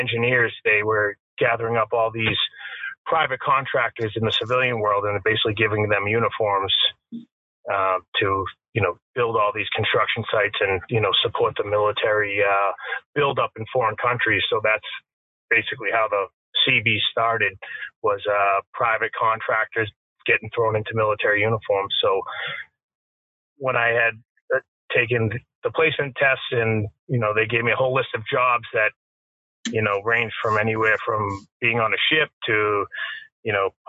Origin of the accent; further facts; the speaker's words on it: Wakefield, Massachusetts, United States; I was born and raised in Wakefield, Massachusetts.